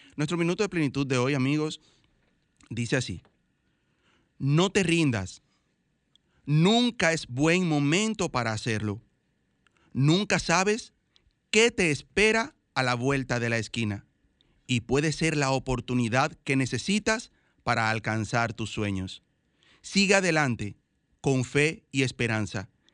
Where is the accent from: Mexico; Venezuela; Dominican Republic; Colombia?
Dominican Republic; todos somos dominicanos